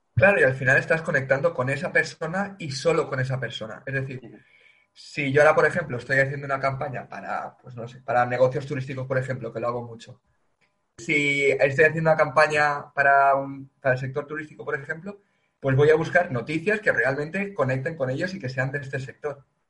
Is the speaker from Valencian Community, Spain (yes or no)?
yes; Valencia, Valencian Community, Spain; yo soy de Valencia